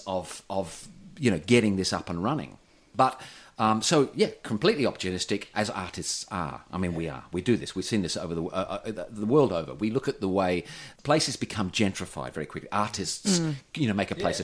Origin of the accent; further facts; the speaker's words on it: Perth, Western Australia, Australia; now in Newcastle, Australia; I'm from Western Australia. I know parochialism. I grew up there in the 70s and 80s.